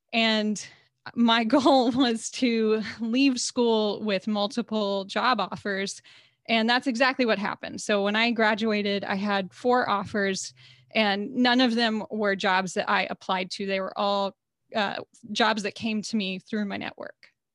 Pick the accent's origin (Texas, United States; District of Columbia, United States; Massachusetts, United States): Texas, United States; living and growing up in Texas as a woman